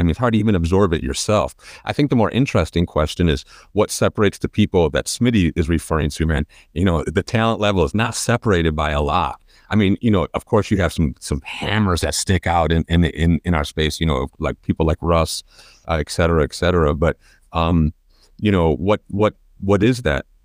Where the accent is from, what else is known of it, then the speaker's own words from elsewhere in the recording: Chicago, Illinois, United States; growing up in Chicago and in the, in the northern places